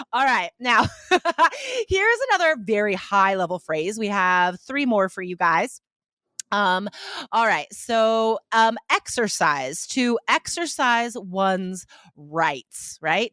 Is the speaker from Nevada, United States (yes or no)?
yes; Nevada, United States; I was accustomed to, um, driving in the ice and snow, uh, when I grew up in Nevada